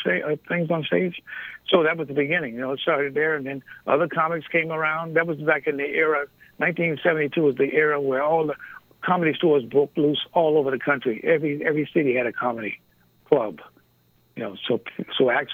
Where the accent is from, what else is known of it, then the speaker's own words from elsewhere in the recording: Detroit, Michigan, United States; moved away as an adult; now in Los Angeles, United States; my life growing up in Detroit